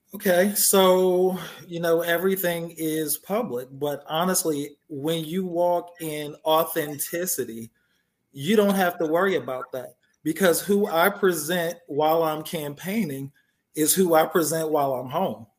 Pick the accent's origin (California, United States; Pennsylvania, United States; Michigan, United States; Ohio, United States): Pennsylvania, United States; Philadelphia; now in Georgia, United States; I grew up in Philly